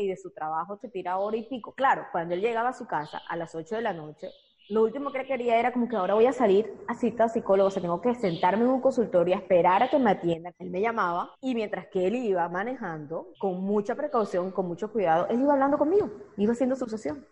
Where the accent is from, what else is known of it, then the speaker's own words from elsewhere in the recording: Barranquilla, Atlántico, Colombia; todos mis clientes de Barranquilla, que es de donde soy